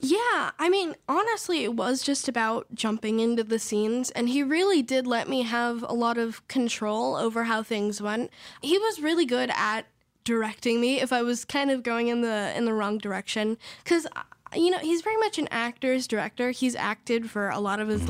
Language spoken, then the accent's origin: English; Idyllwild, California, United States; also born or lived in Riverside, California; now in Los Angeles, United States; I was born in Riverside, California, and I was raised in Idlewild, California